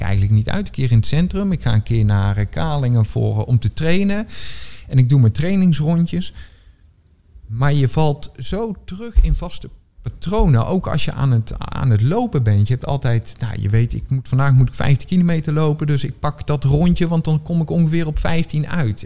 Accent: North Brabant, Netherlands; moved away as an adult; now in Rotterdam, Netherlands; ik ben geen Rotterdammer. Eh, ik, ik kom uit Brabant oorspronkelijk. Ik woon hier bijna tien jaar.

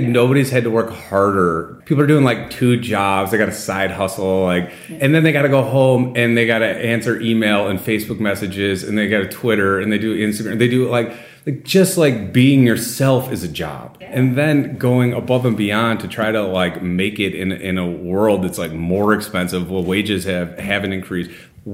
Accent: Illinois, United States; moved away as an adult; also born or lived in Waukesha, Wisconsin / Washington, D.C.; now in Wisconsin, United States; I grew up in Illinois

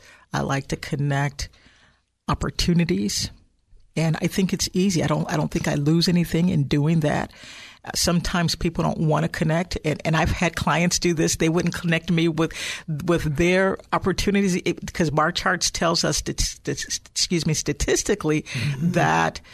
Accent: Chicago, Illinois, United States; now in Silicon Valley, United States; I'm actually originally from Illinois, Chicagoland area

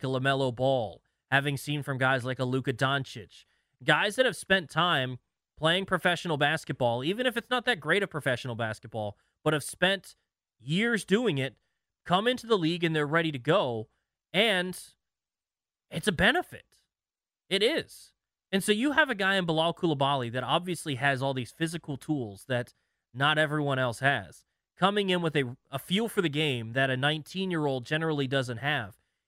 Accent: Washington metropolitan area, United States; also born or lived in Milwaukee, Wisconsin; I'm from the area, but I spent time in Milwaukee

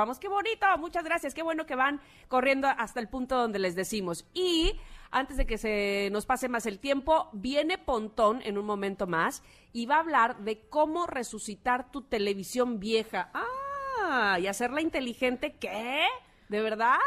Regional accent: Veracruz, Mexico; siendo veracruzana

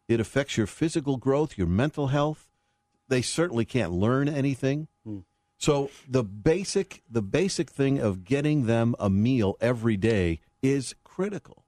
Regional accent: Chicago, Illinois, United States; moved away; my hometown, so it's always good to come back to Chicago

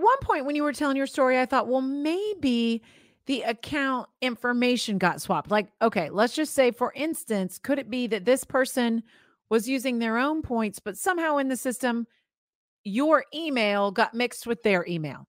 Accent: Florida, United States; I grew up in Florida

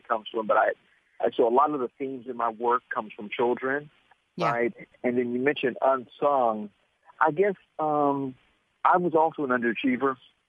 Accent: Oakland, California, United States; moved away; also born or lived in New York; I grew up in West Oakland

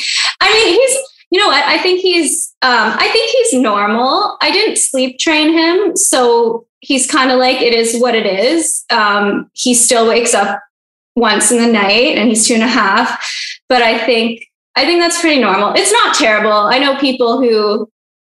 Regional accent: Canada; I'm Canadian

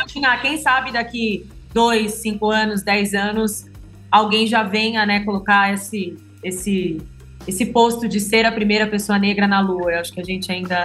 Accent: São Paulo, Brazil; eu sou de São Paulo

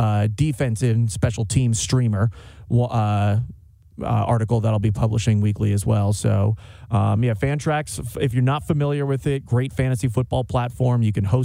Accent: New York, United States; moved away; I'm originally from New York

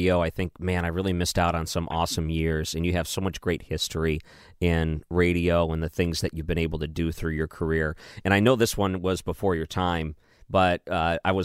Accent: Detroit, Michigan, United States; I came from the Detroit area

